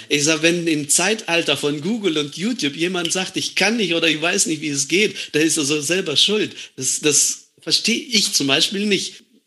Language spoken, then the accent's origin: German; Estonia; moved away as an adult; now in Germany; Wir als Deutschstämmige